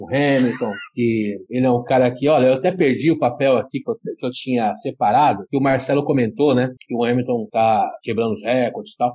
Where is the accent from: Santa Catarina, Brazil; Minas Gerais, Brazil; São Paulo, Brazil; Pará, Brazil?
São Paulo, Brazil; now in Joinville, Brazil; Eu tô aqui em Joinville, mas sou de São Paulo.